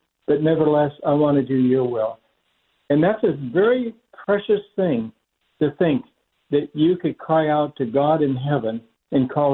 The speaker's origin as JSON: {"language": "English", "region": "Oregon", "country": "United States", "also_born_or_lived": "Southern California", "moved": "yes", "said": "I'm from Oregon."}